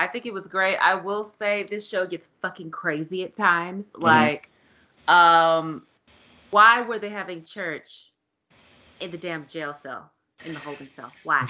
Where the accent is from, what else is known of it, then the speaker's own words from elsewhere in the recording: Texas, United States; accent: Southern; all three of us are from the dirty South. Okay. Mm-hmm. I'm from Texas.